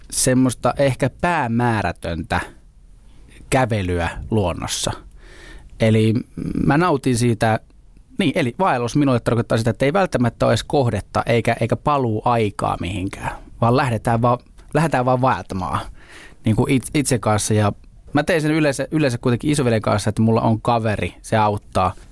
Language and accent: Finnish; Southern Finland, Finland; now in Helsinki, Finland; Mä, mä oon etelä kotoisin, oli niinku makeeta muuttaa isompiin kaupunkeihin, sitten loppujen lopuksi Helsinkiin